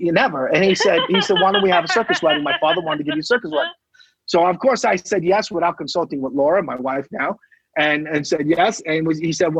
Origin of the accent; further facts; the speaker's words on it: Selden, New York, United States; I grew up in Selden.